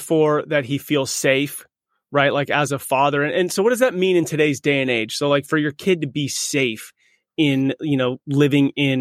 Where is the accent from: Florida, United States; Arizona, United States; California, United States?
California, United States; we're from California